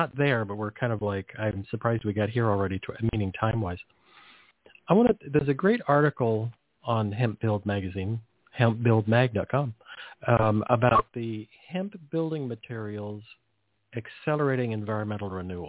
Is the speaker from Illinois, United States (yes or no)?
no; California, United States; I grew up in California.